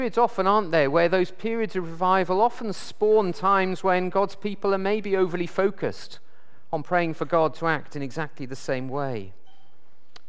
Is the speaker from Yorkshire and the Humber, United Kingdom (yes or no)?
no; South Wales, United Kingdom; I come from South Wales